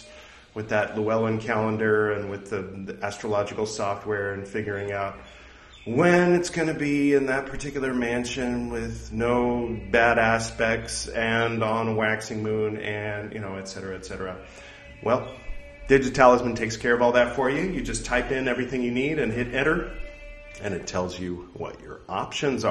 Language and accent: English; United States; I'm American